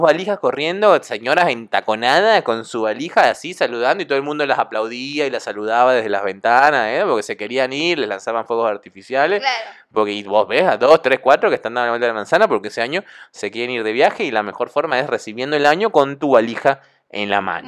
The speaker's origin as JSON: {"language": "Spanish", "country": "Argentina", "said": "Acá en Argentina"}